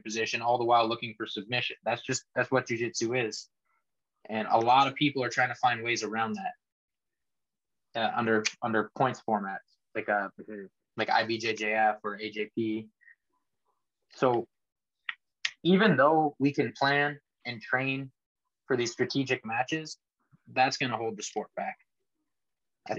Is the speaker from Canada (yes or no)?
yes; Canada; moved away as an adult; I was a competitor from Canada